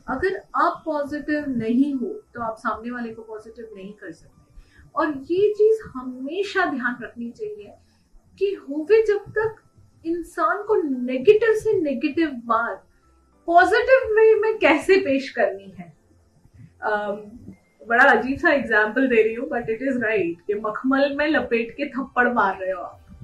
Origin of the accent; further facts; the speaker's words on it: Mumbai, Maharashtra, India; moved away as an adult; now in Udaipur, India; मैं बेसिकली उदयपुर से ही हूँ और पली बड़ी मुंबई में हूँ स्कूलिंग मेरी मुंबई में हुई है